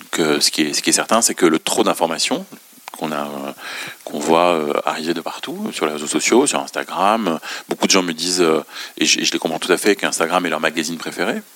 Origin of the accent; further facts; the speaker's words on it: Beirut, Beirut Governorate, Lebanon; moved away; also born or lived in France; je suis né et j'ai grandi à Beyrouth